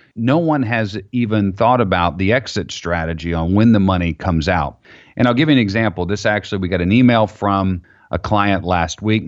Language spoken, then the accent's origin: English; Florida, United States; I grew up in Florida